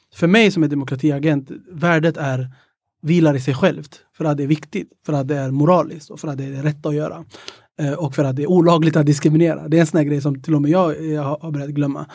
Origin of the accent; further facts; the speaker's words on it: Stockholm, Stockholm County, Sweden; also born or lived in Ethiopia / Greece / Södermalm; Mina, mina föräldrar är från Etiopien och jag är uppväxt i Tensta